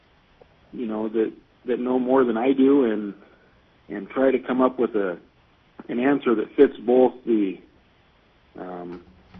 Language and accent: English; Yakutat, Alaska, United States; also born or lived in Fairbanks, Alaska; I was born in Fairbanks and raised in Yakutat